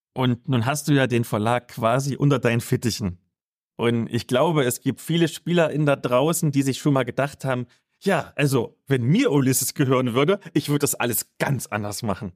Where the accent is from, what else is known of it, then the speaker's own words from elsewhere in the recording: East Germany, Germany; aus meiner Kindheit sagen, bei uns im Osten auf dem Dorf